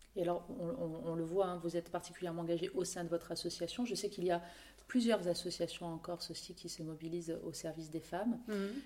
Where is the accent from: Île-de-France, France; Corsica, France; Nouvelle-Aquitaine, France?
Corsica, France; chez nous, en Corse